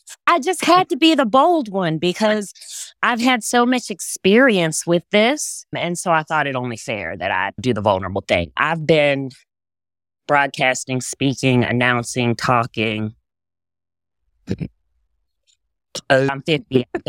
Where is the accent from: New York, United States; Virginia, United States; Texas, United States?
Texas, United States; I grew up in Texas. Yes.